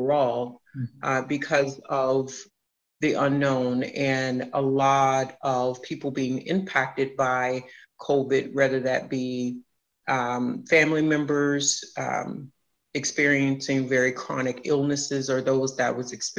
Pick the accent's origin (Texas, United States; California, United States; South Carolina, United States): Texas, United States; Houston; moved away as an adult; now in Chicago, United States; I am from Houston, Texas.